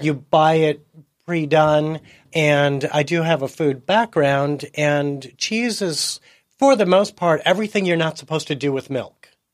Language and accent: English; Chicago, Illinois, United States; also born or lived in Seattle; now in San Diego, United States; I was, uh, born and raised in Chicago